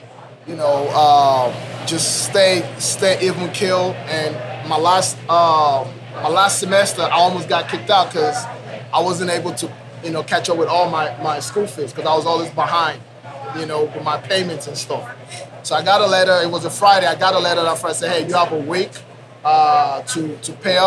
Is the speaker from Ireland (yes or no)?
no; Nigeria; moved away as an adult; also born or lived in Oklahoma, United States; now in Oklahoma City, United States; I'm originally from Nigeria, right? So I came here when I was 19 years old to go to college